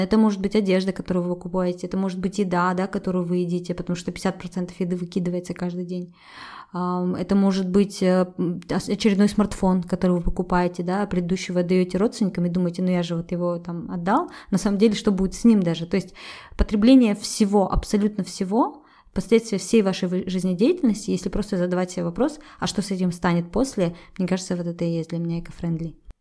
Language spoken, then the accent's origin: Russian; Kazakhstan